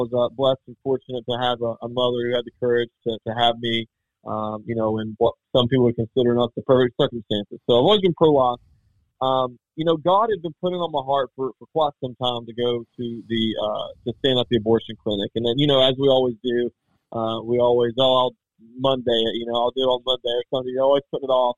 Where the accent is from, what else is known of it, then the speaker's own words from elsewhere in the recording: West Virginia, United States; I'm from West Virginia